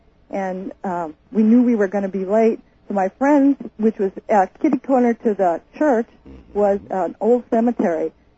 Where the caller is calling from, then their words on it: Houston, Alaska, United States; Houston, Alaska.